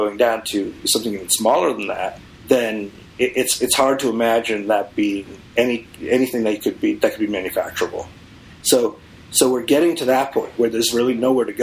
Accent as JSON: {"language": "English", "town": "Boston", "region": "Massachusetts", "country": "United States", "moved": "yes", "said": "I came from Boston"}